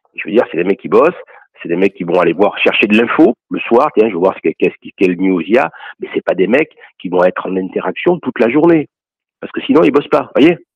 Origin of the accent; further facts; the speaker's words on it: Toulon, Provence-Alpes-Côte d'Azur, France; also born or lived in Ollioules / Paris; j'ai grandi à Toulon